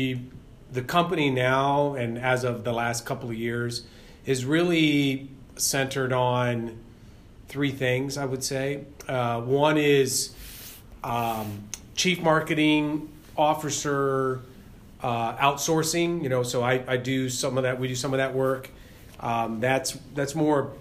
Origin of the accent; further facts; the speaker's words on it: Ohio, United States; moved away; I grew up in Ohio.